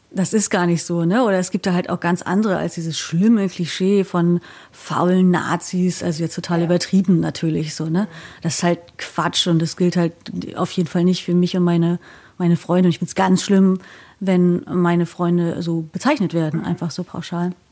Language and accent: German; East Germany, Germany; und dann habe ich halt erzählt, ja, ich komme halt quasi aus dem Osten, da war das irgendwie anders geregelt.